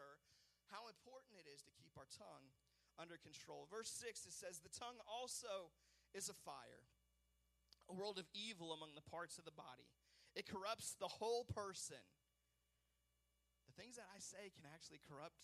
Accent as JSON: {"language": "English", "region": "West Coast", "country": "United States", "tie": "born or raised there", "said": "I grew up on the West Coast, and in the West, forest fires are a big deal."}